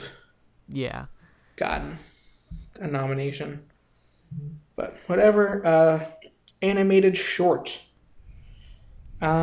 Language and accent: English; United States; being the American that I am, that does not understand nearly enough Spanish